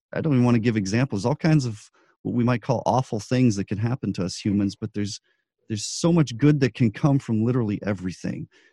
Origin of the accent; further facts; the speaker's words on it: Albuquerque, New Mexico, United States; I grew up in Albuquerque